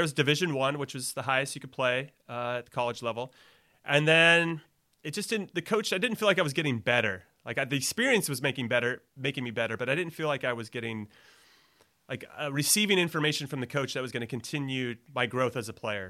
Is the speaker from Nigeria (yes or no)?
no; Los Angeles, California, United States; also born or lived in New York City; now in north of San Francisco, United States; I'm from L A, so coming back to California was good